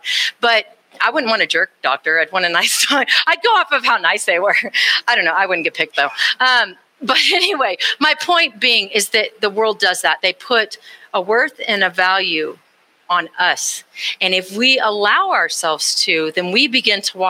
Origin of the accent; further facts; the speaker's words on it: Austin, Texas, United States; I grew up in Texas. I grew up in Austin, Texas